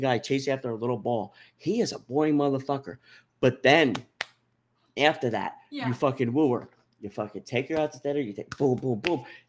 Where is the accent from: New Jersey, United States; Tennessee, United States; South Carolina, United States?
New Jersey, United States; Union City; also born or lived in Mount Holly, New Jersey; I grew up in Union City